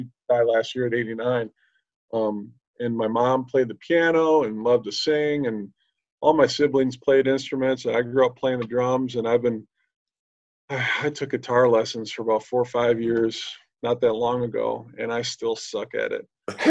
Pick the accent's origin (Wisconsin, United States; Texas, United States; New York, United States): Wisconsin, United States; Racine; moved away as an adult; at the time where I grew up in Racine, there was a parish for every ethnicity.